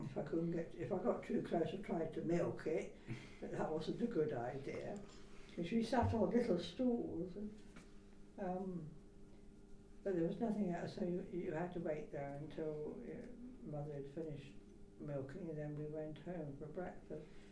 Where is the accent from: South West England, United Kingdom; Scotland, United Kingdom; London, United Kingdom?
South West England, United Kingdom; Shaftesbury; born or raised there; also born or lived in Mockham